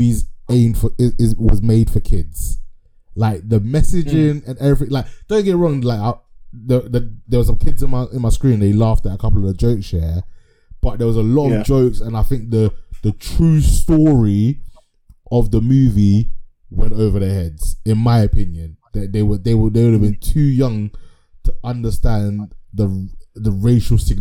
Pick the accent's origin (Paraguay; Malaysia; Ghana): Ghana; I'm Ghanaian